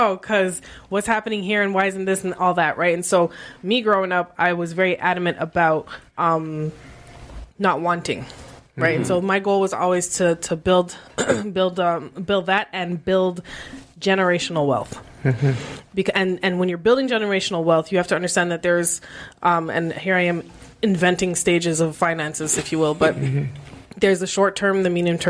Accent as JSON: {"language": "English", "country": "Canada"}